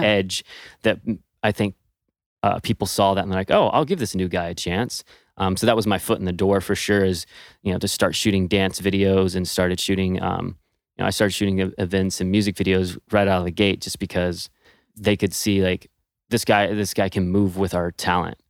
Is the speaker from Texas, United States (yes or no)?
yes; Texas, United States; moved away as an adult; also born or lived in Los Angeles; I'm originally from Texas and went to L A to pursue dance professionally